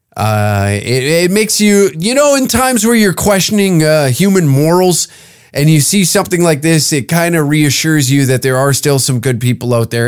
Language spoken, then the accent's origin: English; Canada; a Canadian